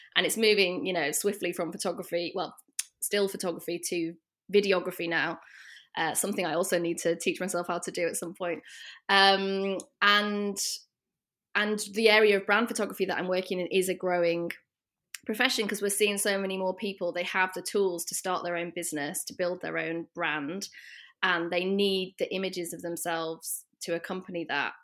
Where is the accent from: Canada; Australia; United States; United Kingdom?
United Kingdom; the north of England; accent: British; also born or lived in London; now in Rotterdam, Netherlands; As you might be able to tell from my accent, I am British. I'm from the north of England originally and came over to Rotterdam one year ago, more or less exactly, uh, from London.